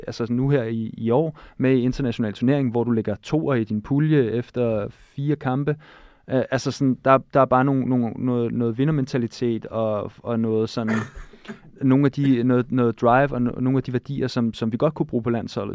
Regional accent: Denmark

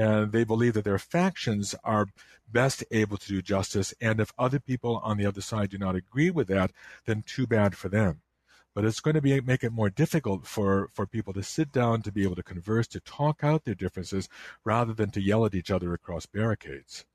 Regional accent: Chicago, Illinois, United States; I grew up in the Chicago area, and, um, I, I lived in DuPage County

